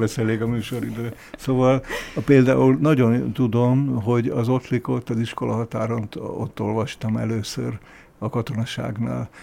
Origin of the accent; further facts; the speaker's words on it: Kunsziget, Győr-Moson-Sopron, Hungary; also born or lived in Abda; egy Kunsziget nevű Győr melléki faluban töltöttem az általános iskolás koromat